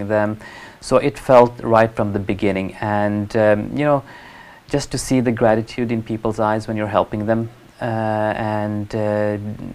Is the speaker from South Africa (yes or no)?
no; Oslo, Norway; I was born here in Norway in 1975. And we moved around a bit in Oslo. But mostly I've grown up in a part of Oslo called Hovseter, which is the western part of Oslo.